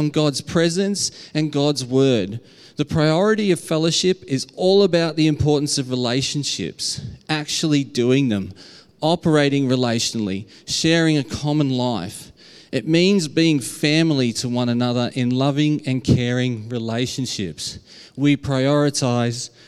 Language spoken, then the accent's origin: English; Australia; accent: Aussie; my very Aussie accent